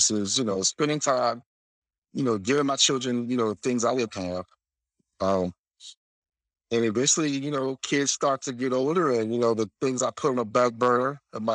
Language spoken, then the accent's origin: English; South Florida, United States; moved away as an adult; From South Florida, you know, born and raised in South Florida